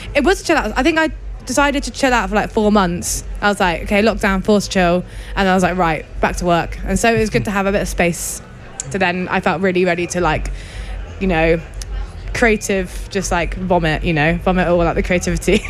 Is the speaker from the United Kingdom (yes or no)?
yes; West Country, South West England, United Kingdom; accent: West Country; now in Bristol, United Kingdom; I grew up in the West Country